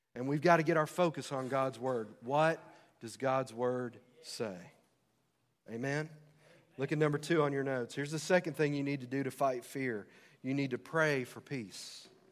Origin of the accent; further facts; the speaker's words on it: United States; As American citizens